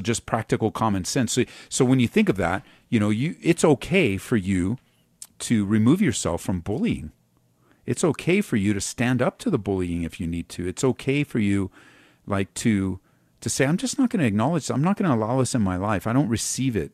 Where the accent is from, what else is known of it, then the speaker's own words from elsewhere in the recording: Southern California, United States; moved away as an adult; now in Colorado, United States; I was born and raised in Southern California